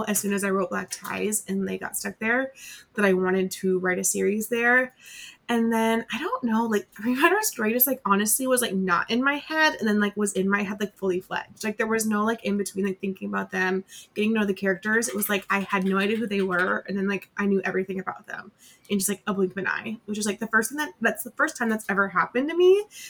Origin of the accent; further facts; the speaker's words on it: Colorado, United States; like I grew up in Colorado, grew up going to Colorado once we moved.